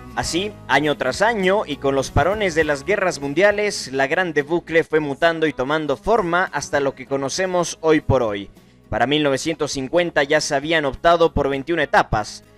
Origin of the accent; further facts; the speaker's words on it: Ecuador; soy ecuatoriano